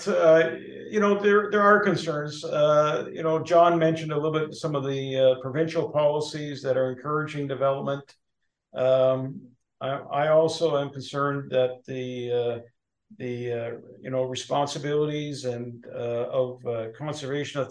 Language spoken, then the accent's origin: English; Toronto, Ontario, Canada; now in Northumberland County, Canada; I came from the Toronto area